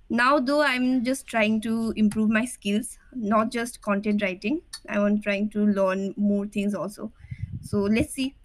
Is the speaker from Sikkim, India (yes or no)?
yes; Sikkim, India; moved away as an adult; now in Dehradun, India; Yeah, I am from Sikkim. Okay. I did my schooling in Sikkim itself. Till class 10, I did it from Holy Cross and did my 11 and 12 from PNG.